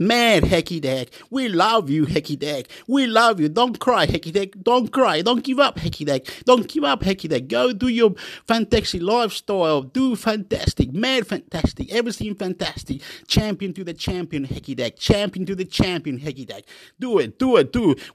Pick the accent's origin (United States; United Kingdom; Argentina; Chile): Chile; now in Australia; I'm from Chile.